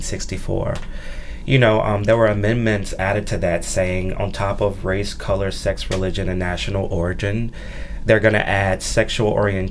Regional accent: Jackson, Mississippi, United States; I grew up here in Jackson

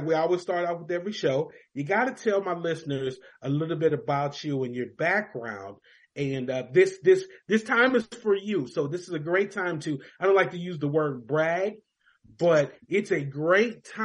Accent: Louisville, Kentucky, United States; I grew up in Louisville, Kentucky

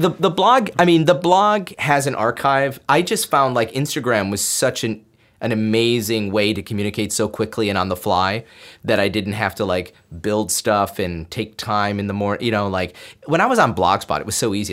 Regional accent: Binghamton, New York, United States; moved away as an adult; I'm an upstate New York boy. I grew up in Binghamton, New York

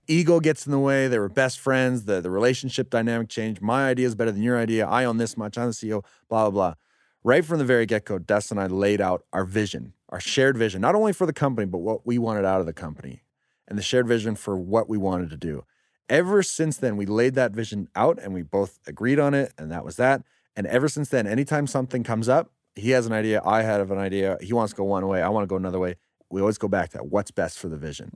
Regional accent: Calgary, Alberta, Canada; also born or lived in Nova Scotia / Sweden; growing up in Calgary

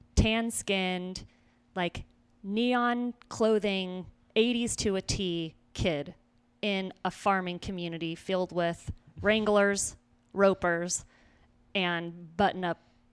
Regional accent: Simi Valley, California, United States; born there; where I was born in Simi Valley was where that show was actually recorded.

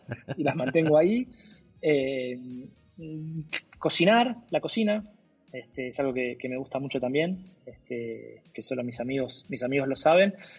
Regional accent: Argentina; como argentino, crecí con el póster de él

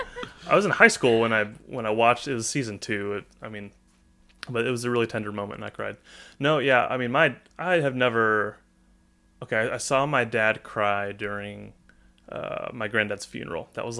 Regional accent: Northwest Arkansas, United States; I'm not from Texas. I'm from Arkansas. So born and raised in Northwest Arkansas. Silent Springs, where me and Connor went to high school.

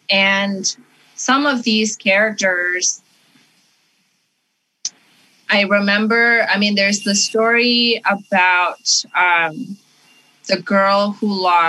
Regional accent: Canada; also born or lived in Indonesia; I grew up in Canada, and sort of all of the things that my parents had suppressed while we were living in Indonesia

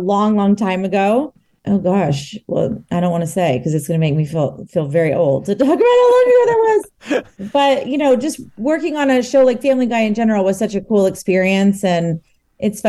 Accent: Texas, United States; Texas, too, my hometown.

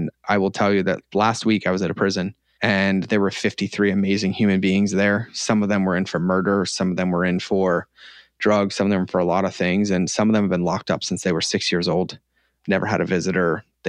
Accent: Scotland, United Kingdom; I'm Scottish, but I felt at home and grounded

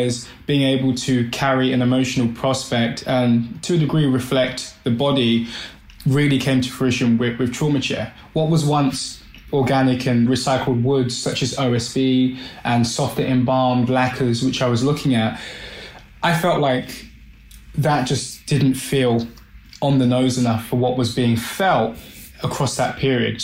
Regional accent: London, United Kingdom; I'm Black British. My heritage, of course, is Caribbean. So Barbados and St. Vincent. And I was born in Southwest London, Brixton

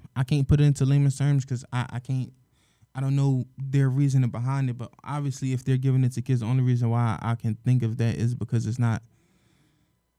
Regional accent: Philadelphia, Pennsylvania, United States; we're from Philadelphia, born and raised.

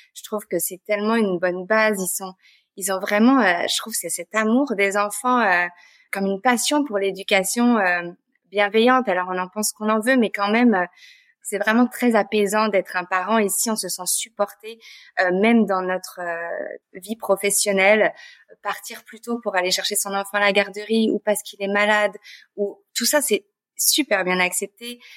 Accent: France; moved away as an adult; now in Montreal, Canada; je suis française d'origine. Euh, ça fait 10 ans que je suis à Montréal

